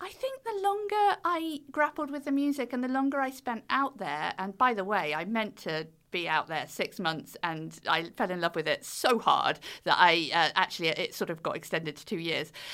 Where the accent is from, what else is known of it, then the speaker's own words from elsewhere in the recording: United Kingdom; accent: British; the British accent just did me so well over there